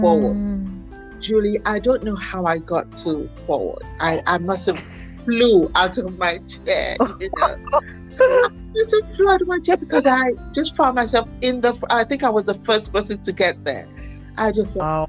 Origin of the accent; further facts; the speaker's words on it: Nigeria; also born or lived in Islington, London, United Kingdom; My family moved back to Nigeria in 1975. So I did most of my education, actually, all of my education I did in Nigeria.